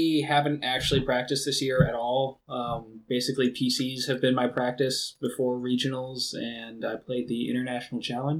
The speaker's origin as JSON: {"language": "English", "region": "Michigan", "country": "United States", "moved": "yes"}